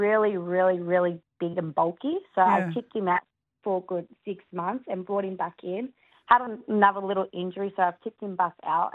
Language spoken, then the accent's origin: English; Shepparton, Victoria, Australia; now it's my hometown